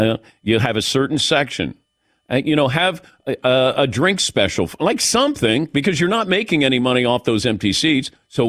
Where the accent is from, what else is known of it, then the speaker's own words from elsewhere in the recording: Cincinnati, Ohio, United States; But I never understood this because I grew up in Cincinnati and they would give out tickets, not usually to good games, but they would give you tickets if you got straight A's.